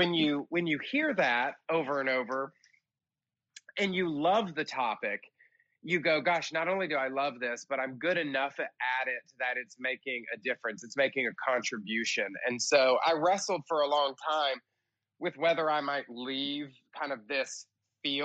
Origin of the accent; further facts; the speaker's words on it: outside of Atlanta, Georgia, United States; moved away as an adult; also born or lived in New York City; I was raised in Georgia, outside of Atlanta